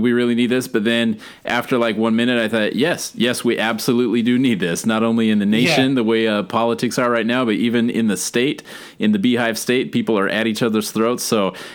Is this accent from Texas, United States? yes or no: no; Brigham City, Utah, United States; moved away as an adult; now in Alaska, United States; I grew up in Utah, moved to Alaska in mid-30s.